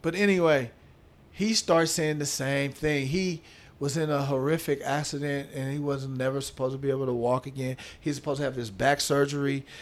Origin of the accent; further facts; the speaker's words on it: Oakland, California, United States; my past growing up in Oakland